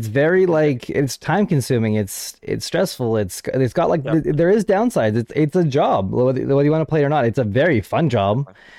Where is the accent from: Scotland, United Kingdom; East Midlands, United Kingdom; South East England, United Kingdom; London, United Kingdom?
Scotland, United Kingdom; Well, hi, first off, I'm from Scotland.